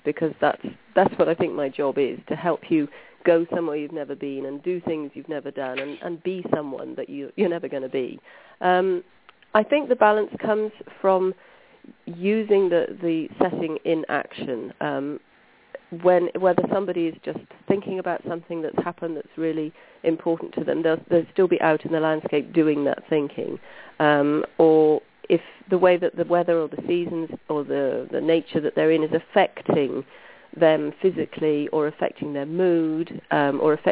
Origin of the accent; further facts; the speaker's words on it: Brecon Beacons, Wales, United Kingdom; I grew up here. I grew up in the Brecon Beacons, which is a national park in Wales